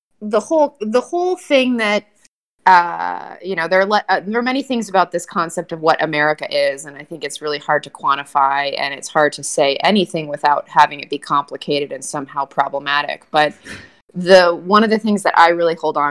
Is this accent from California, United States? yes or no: yes; Southern California, United States; now in New York, United States; growing up in Southern California, daughter of a Marine